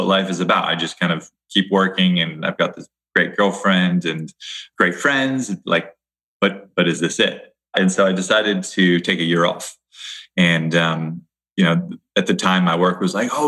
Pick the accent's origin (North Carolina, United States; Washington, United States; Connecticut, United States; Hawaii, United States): Hawaii, United States; I grew up in Hawaii